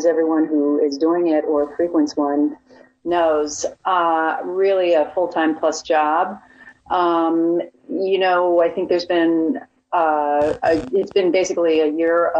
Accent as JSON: {"language": "English", "town": "Chicago", "region": "Illinois", "country": "United States", "moved": "as an adult", "said": "I'm from Chicago"}